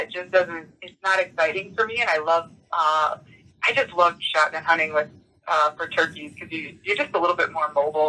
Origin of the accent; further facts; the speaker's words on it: Upper Peninsula of Michigan, United States; I grew up in the Upper Peninsula of Michigan, where I'm at right now